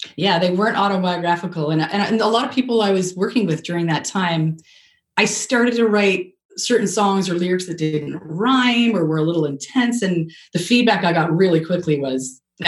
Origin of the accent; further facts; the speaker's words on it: Canada; now in United States; I'm so Canadian. So when moving to America